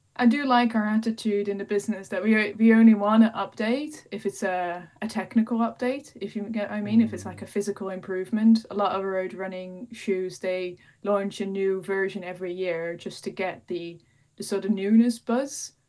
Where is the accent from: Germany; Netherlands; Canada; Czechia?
Netherlands; moved away as an adult; also born or lived in Peak District, United Kingdom; now in United Kingdom; I'm originally from the Netherlands, which is probably the flattest country uh, in Europe or even the world